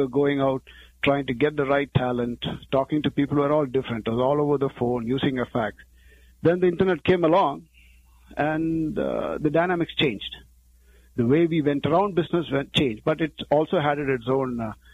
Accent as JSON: {"language": "English", "country": "India", "moved": "as an adult", "lives_now": "Cherry Hill, United States", "said": "I'm an engineer from India"}